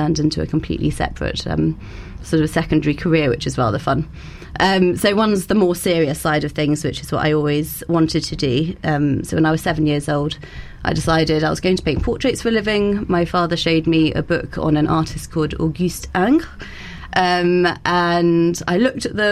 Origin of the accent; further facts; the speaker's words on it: Bath, South West England, United Kingdom; also born or lived in London / Florence; I was born in London and went to the French Lycée, and then I moved to Bath, where I went to St. Gregory's